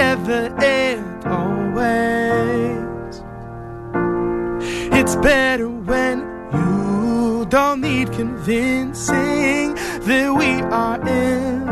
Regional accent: St. Louis, Missouri, United States; now in Boston, United States; I'm originally from St. Louis, Missouri, but I've been in Boston since 2008.

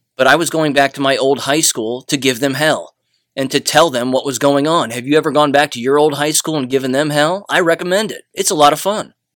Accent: United States; I'm an American

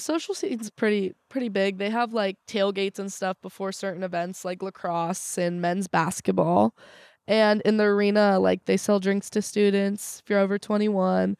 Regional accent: Southern California, United States; moved away as an adult; also born or lived in Morgantown; I'm from Southern California.

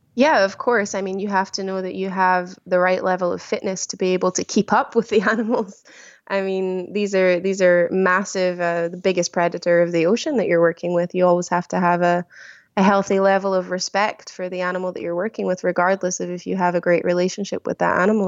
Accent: small village just outside Glasgow, Scotland, United Kingdom; moved away as an adult; now in Antibes, France; a very small village. Um, just outside of the main city of Glasgow. I live a very small countryside farmer village, uh, yeah, where I grew up.

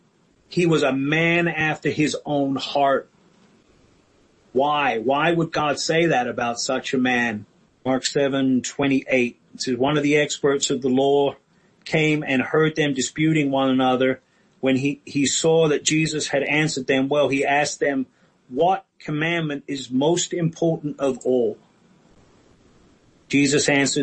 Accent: England, United Kingdom; I grew up in England

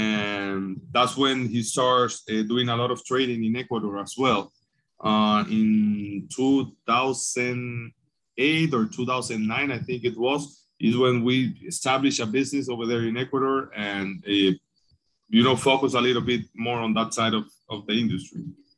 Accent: Tamboril, Santiago, Dominican Republic; in Tamboril, my hometown.

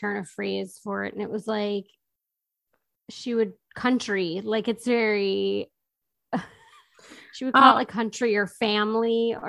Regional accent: United States; obviously I'm American

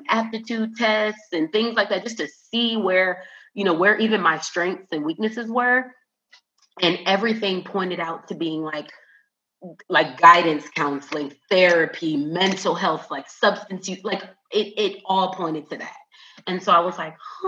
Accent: Minneapolis, Minnesota, United States; also born or lived in North Carolina; now in Houston, United States; I am originally from Minneapolis, Minnesota. Have not lived there since 2011.

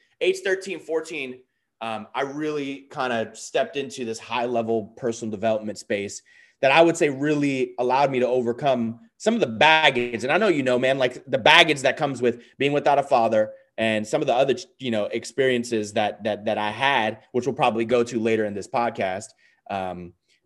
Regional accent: New York City, New York, United States; I was born and raised in the Bronx, New York. So I'm a New Yorker

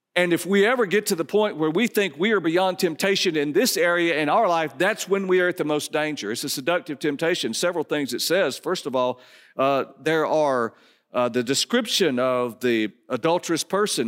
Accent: Dallas, Georgia, United States; I grew up in Dallas, Georgia

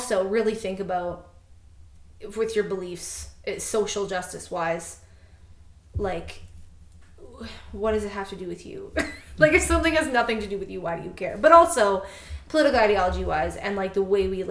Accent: Canada; as a Canadian

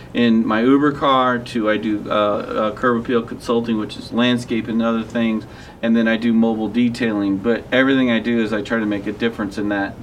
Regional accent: Ellisville, Missouri, United States; moved away as an adult; also born or lived in Kenosha, Wisconsin; I was brought up here in the West County area, and uh, I was uh, brought up in actually Ellisville.

